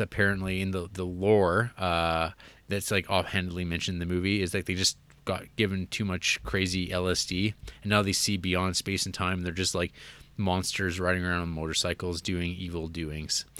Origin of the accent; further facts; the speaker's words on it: Canada; accent: Canadian; my, uh, Canadian accent